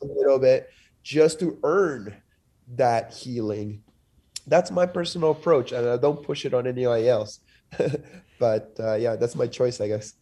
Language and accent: English; Lima, Peru; also born or lived in Montreal, Canada / Denver, United States; now in United States; I'm from Lima, which is also a, a city pl-, placed on a sandy desert.